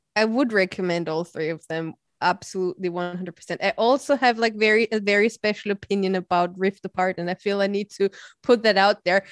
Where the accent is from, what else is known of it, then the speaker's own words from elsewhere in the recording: Austria; I'm from Austria